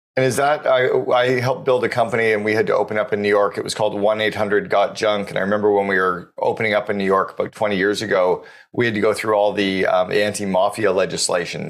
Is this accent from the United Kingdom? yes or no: no; Canada; as a Canadian